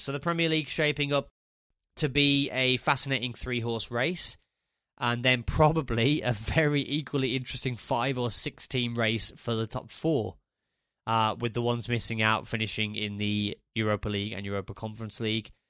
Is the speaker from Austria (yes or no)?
no; Walsall, West Midlands, United Kingdom; moved away as an adult; also born or lived in Spain; Warsaw, which is my hometown club. I'm from Warsaw in the Black Country